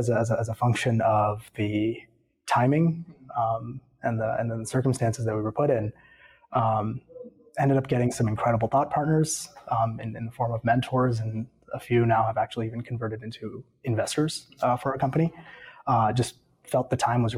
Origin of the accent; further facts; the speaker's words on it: Atlanta, Georgia, United States; also born or lived in Stanford; I grew up here in Atlanta